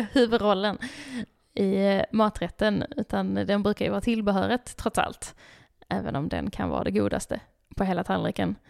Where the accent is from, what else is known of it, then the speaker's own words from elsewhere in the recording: Skåne, Sweden; jag är skåning